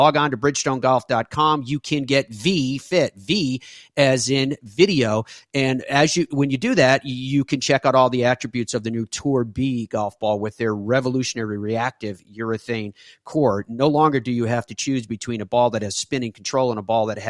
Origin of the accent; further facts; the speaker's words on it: Ireland; moved away; being Irish